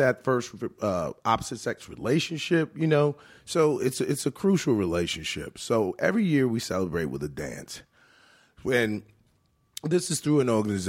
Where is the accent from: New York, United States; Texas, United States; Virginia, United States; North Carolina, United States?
Virginia, United States; Richmond; every year I do that in my hometown of Richmond, Virginia.